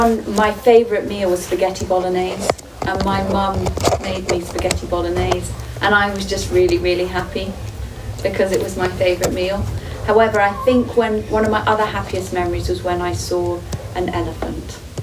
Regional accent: Uganda; moved away as an adult; now in Switzerland; I grew up in Uganda, in East Africa, and I wanted to try and work somewhere in Europe, and Switzerland was the first job that I got.

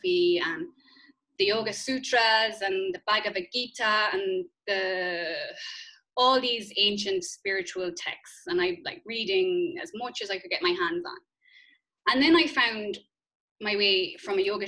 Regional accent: Ireland; growing up in Catholic Ireland

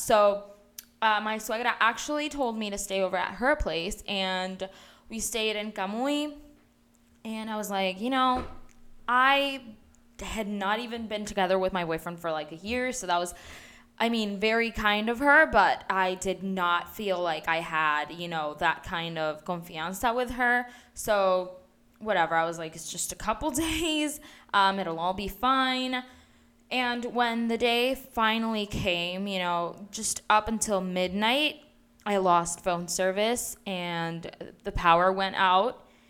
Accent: Puerto Rico; also born or lived in Mayagüez; I am from Puerto Rico, and I currently reside in Mayagüez

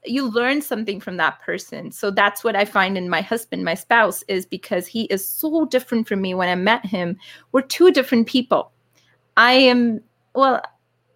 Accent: Calgary, Alberta, Canada; I grew up in Calgary

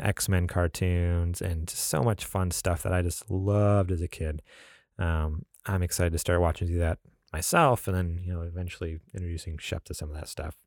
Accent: New York, United States; moved away; also born or lived in California; I'm originally from New York

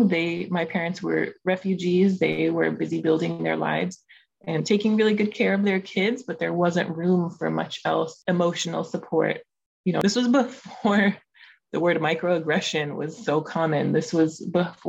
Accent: Los Angeles, California, United States; My family is from Afghanistan. I was born in Los Angeles

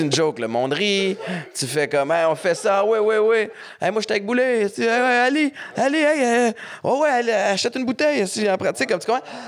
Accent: Montreal, Quebec, Canada; j'ai grandi à Montréal-Nord

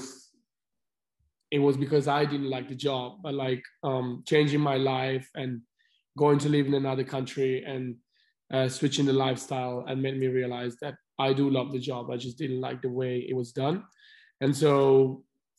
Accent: Milan, Lombardy, Italy; moved away as an adult; I'm from Italy. I'm from Milan.

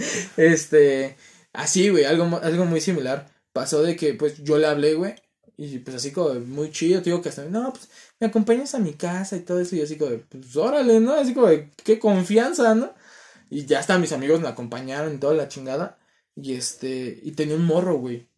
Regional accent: Ecatepec, State of Mexico, Mexico; soy de Catepec y sé que está feo Catepec

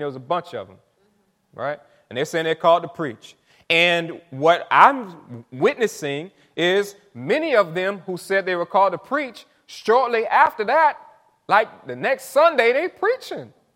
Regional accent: St. Petersburg, Florida, United States; I'm from Saint Pete. Um, grew up not, right, not too far from here

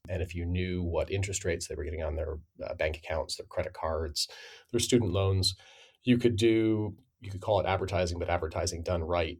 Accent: Midwest, United States; I'm from the Midwest

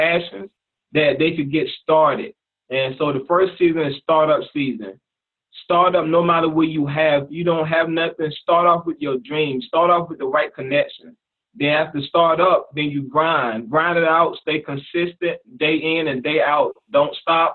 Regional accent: Chesapeake, Virginia, United States; I'm from Virginia, Chesapeake, Virginia

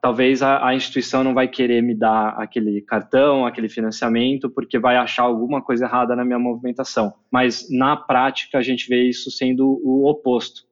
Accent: Brazil; also born or lived in United States / China; eu cresci aqui no Brasil, mas eu fui fazer faculdade nos Estados Unidos

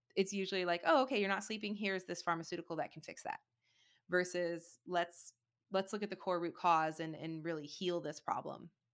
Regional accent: Michigan, United States; now in Austin, United States; I grew up in Michigan

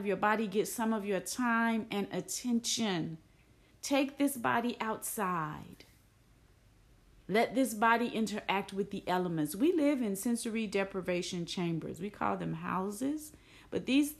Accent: Tennessee, United States; I'm from Tennessee, right? I'm from a place where it gets cold, where it snows

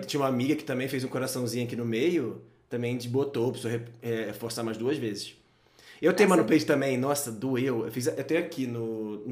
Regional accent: Rio de Janeiro, Brazil; now in São Paulo, Brazil; Eu sou do Rio e Rio é muito menor

